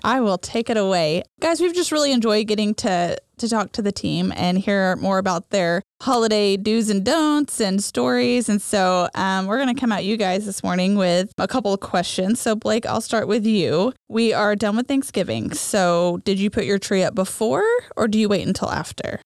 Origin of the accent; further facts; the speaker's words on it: Oklahoma, United States; growing up in Oklahoma